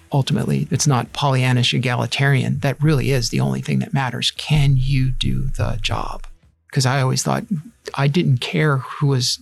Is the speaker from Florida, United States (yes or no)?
no; Long Island, New York, United States; I grew up on Long Island